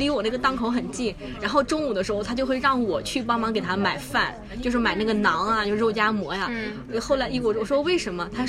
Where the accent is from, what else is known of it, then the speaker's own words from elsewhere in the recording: China; 对我们中国人来说，清华是感觉是一个最高学府嘛。